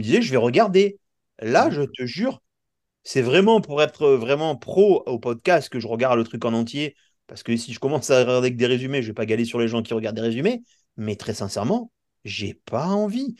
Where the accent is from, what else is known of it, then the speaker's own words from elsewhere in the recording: France; chez nous en France